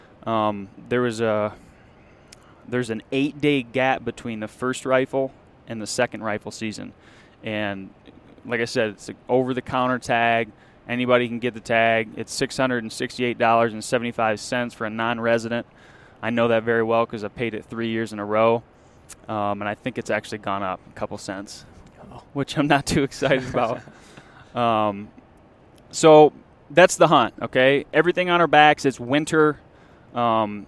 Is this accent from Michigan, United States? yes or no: yes; Michigan, United States; we're from Michigan